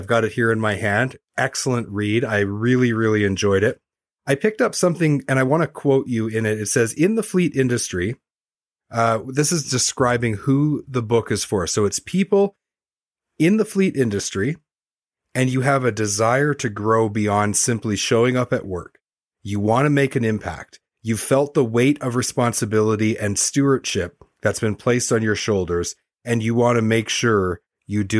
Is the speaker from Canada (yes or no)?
yes; Canada; also born or lived in Vancouver, Canada; as a Canadian, and I used to live in Vancouver and sell parts